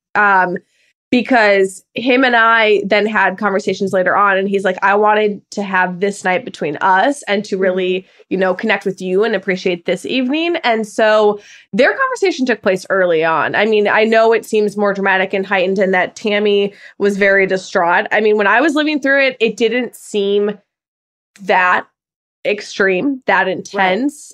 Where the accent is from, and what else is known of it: Midwest, United States